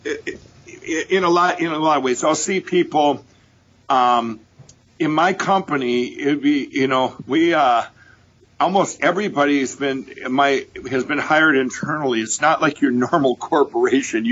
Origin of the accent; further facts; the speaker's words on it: Chaska, Minnesota, United States; I grew up in Chaska, Minnesota